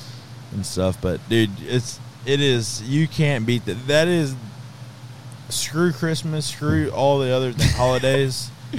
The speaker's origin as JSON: {"language": "English", "region": "Southeast Texas", "country": "United States", "tie": "born or raised there", "said": "I grew up down here in Southeast Texas."}